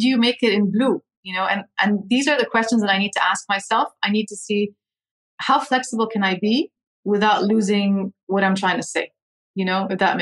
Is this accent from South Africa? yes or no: no; Dubai, United Arab Emirates; also born or lived in London, United Kingdom / Lebanon; now in Abu Dhabi, United Arab Emirates; And I grew up in Dubai. So I moved to Abu Dhabi only 9 years ago. Before that, I had lived my whole life in Dubai